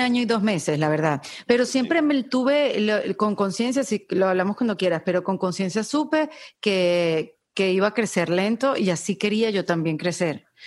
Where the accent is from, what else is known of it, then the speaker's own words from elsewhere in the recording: Venezuela; moved away as an adult; now in Miami, United States; yo vengo de Venezuela, un país de mises